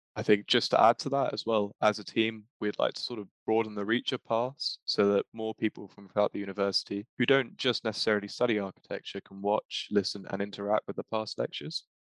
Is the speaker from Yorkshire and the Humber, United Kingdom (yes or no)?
no; London, United Kingdom; I'm also a third year student from London